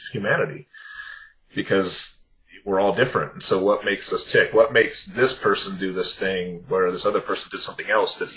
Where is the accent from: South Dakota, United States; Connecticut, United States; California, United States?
California, United States; growing up in California